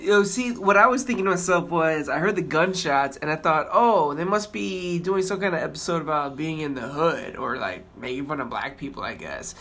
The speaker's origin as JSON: {"language": "English", "region": "Florida", "country": "United States", "moved": "yes", "said": "I'm from Florida"}